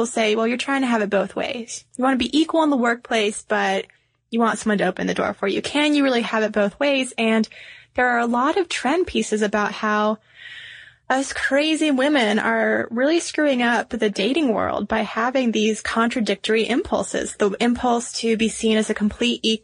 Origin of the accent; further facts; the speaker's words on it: the South, United States; now in Atlanta, United States; we are good Southern girls. Born and raised in the South